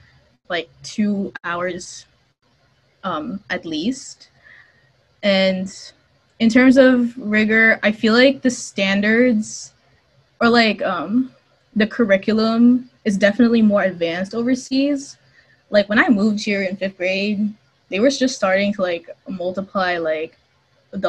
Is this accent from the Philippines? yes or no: yes; Philippines; now in Indiana, United States; as kids, there's a lot of emphasis with like the with like being bilingual, by speaking Tagalog and English interchangeably